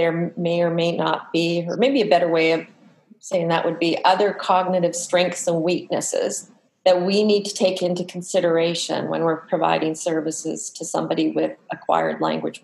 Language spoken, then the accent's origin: English; Manitoba, Canada; moved away; I'm from Manitoba